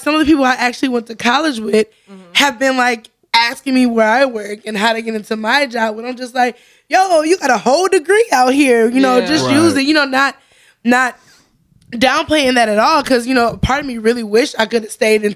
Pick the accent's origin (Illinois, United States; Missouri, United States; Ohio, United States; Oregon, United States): Illinois, United States; Zion; I grew up in Zion